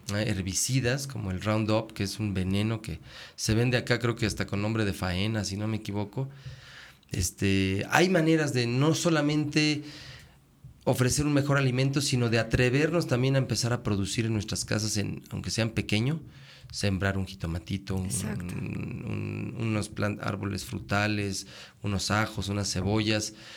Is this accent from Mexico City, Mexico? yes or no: yes; Mexico City, Mexico; moved away; yo soy de la ciudad, nací en la Ciudad de México